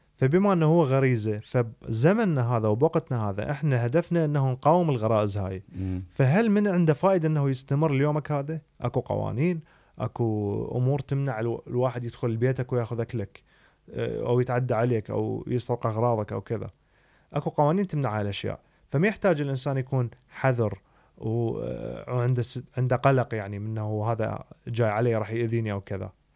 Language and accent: Arabic; Iraq; moved away; انا شكلي كعراقي